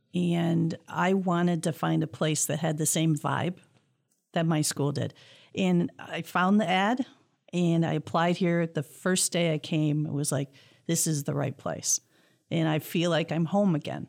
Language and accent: English; Clawson, Michigan, United States; growing up in Clausen, we had a very strong science program